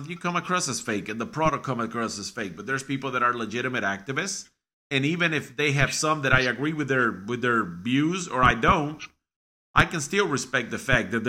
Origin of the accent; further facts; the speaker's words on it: Chicago, Illinois, United States; I'm from Chicago and this and that.